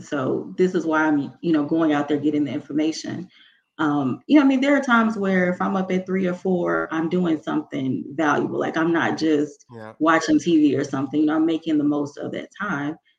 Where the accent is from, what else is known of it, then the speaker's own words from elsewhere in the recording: Mississippi, United States; I'm from Mississippi